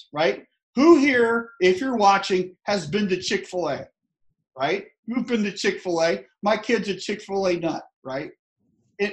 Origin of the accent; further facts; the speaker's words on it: Tallahassee, Florida, United States; I'm from the South. I'm from Tallahassee, Florida